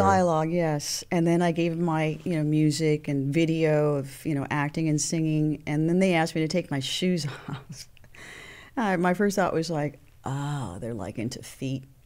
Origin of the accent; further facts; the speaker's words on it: Los Angeles, California, United States; also born or lived in Santa Monica, California / Venice, California / San Pedro, California; born and raised in Hollywood